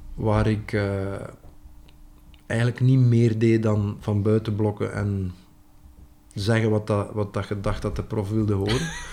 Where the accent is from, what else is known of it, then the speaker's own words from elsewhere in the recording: West Flanders, Belgium; accent: West Flemish; first language West Flemish; mijn moedertaal